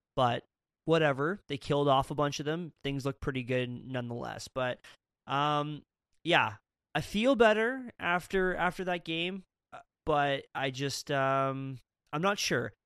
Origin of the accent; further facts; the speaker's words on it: Canada; I'm from Canada